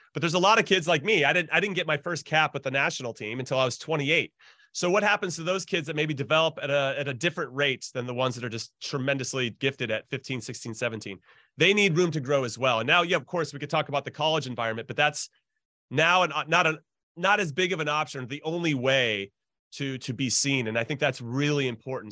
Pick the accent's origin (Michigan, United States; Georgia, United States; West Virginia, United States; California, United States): California, United States; Southern; I grew up in Southern California